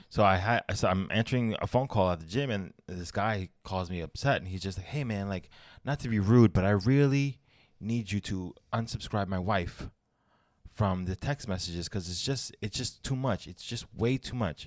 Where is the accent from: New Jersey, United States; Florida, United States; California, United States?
Florida, United States; Orlando; I was raised in Florida